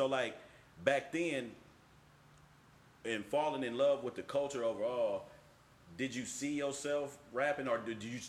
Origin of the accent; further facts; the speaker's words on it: Oakland, California, United States; we from the home of the Black Panthers and the Mac.